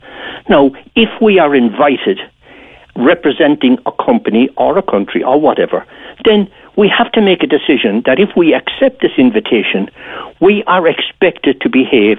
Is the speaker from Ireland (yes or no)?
yes; Ireland